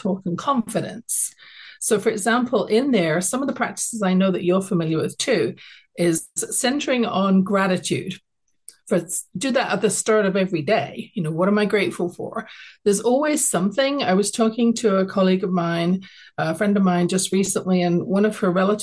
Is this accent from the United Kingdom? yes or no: yes; London, United Kingdom; now in Calgary, Canada; I was born in London, England. I grew up there.